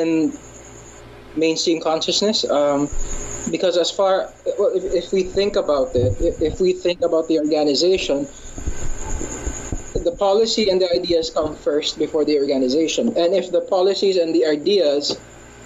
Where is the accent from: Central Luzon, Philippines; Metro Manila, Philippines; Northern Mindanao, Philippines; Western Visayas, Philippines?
Western Visayas, Philippines; Oton; English is a second language; I'm a native of Iloilo.